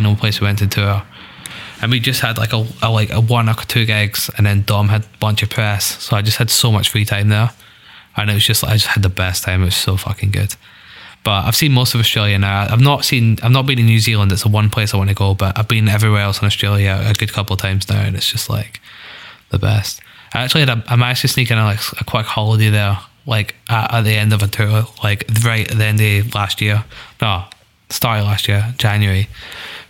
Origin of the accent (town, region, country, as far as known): Scotland, United Kingdom